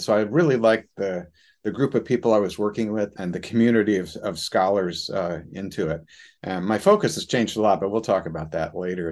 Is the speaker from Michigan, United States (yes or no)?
no; Tucson, Arizona, United States; moved away as an adult; also born or lived in Boston; growing up in Tucson, Arizona